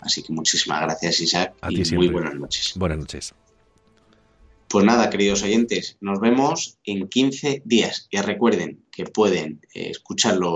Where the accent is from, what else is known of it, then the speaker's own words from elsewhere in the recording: El Arenal, Castile and León, Spain; en mi pueblo, en el Arenal, en la provincia de Ávila